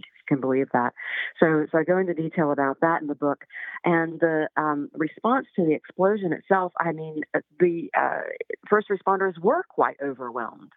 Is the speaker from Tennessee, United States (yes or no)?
yes; Waverly, Tennessee, United States; now in Nashville, United States; I grew up in Waverly. Waverly's my hometown